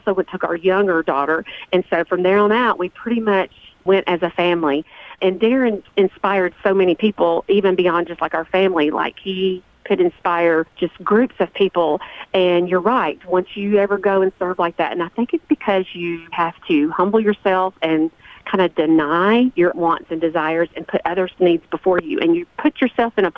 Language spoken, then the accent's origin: English; Walter Hill community, Murfreesboro area, Tennessee, United States; Oakland High School, which is also where I went to school. I was born and raised here as well.